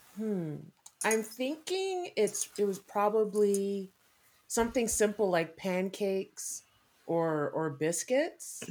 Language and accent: English; Canada; I'm Canadian born and raised, my parents were from uh, South